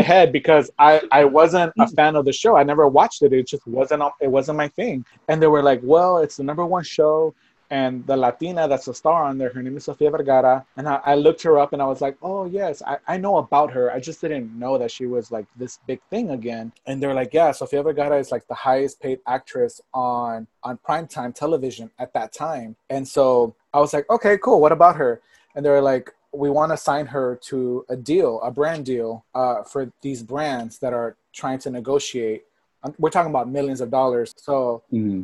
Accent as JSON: {"language": "English", "town": "Port Arthur", "region": "Texas", "country": "United States", "tie": "born or raised there", "also_born_or_lived": "Miami / Los Angeles", "moved": "as an adult"}